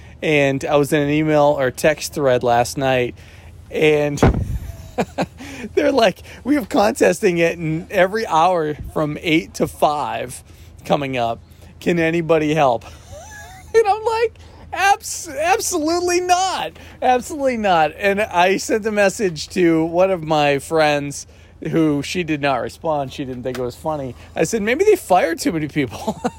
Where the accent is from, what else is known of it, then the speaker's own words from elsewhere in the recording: Florida, United States; even though I grew up in Florida and I hate Disney.